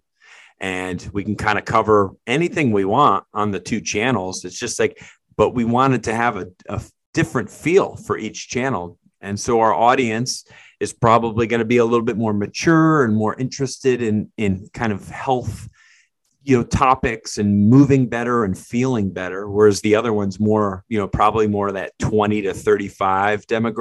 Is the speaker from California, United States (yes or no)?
no; Connecticut, United States; where we grew up together in Connecticut